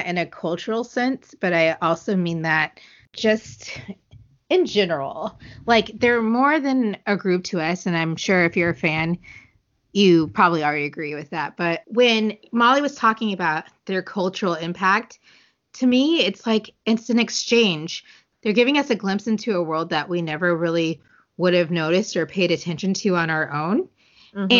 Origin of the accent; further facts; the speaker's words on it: United States; first language English; we are American